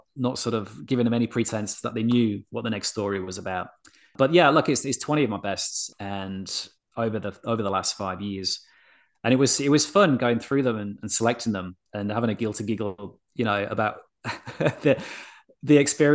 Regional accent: Yorkshire and the Humber, United Kingdom; I'm a Yorkshireman. Like, I grew up around humor

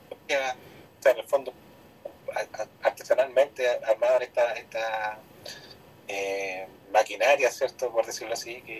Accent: Argentina; lo que más nos orgullosos como argentinos.

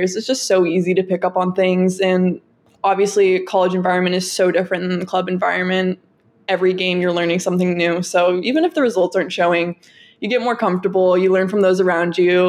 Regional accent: Southern California, United States; I'm from SoCal

